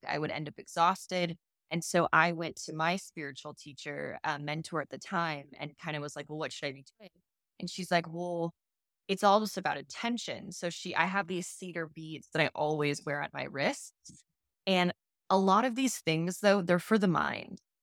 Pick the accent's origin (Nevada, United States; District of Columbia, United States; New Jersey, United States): Nevada, United States; Las Vegas; moved away; I'm from Las Vegas